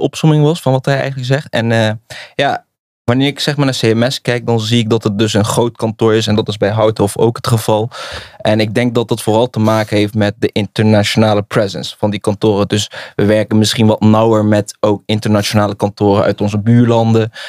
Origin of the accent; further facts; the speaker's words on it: Nijmegen, Gelderland, Netherlands; Ik kom uit Nijmegen. Ik ben een geboren en getogen Nijmegen